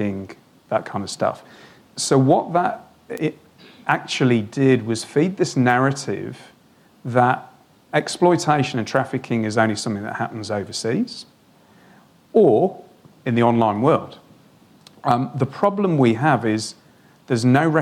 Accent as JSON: {"language": "English", "region": "Wales", "country": "United Kingdom", "moved": "as an adult", "lives_now": "Australia", "said": "I'm from Wales"}